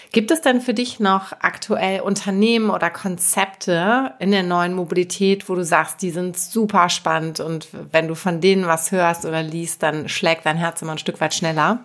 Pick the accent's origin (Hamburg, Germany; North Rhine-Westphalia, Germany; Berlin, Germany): Hamburg, Germany; in der Stadt hier, in meiner Heimatstadt in Hamburg